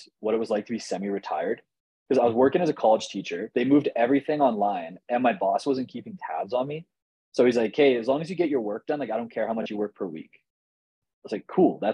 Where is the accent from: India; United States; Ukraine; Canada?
Canada; I'm Canadian.